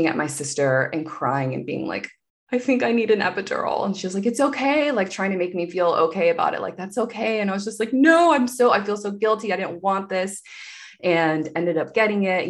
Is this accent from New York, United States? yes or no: no; Wilmington, North Carolina, United States; moved away as an adult; also born or lived in Seattle, Washington; now in Los Angeles, United States; moving back to Wilmington, my hometown, with my parents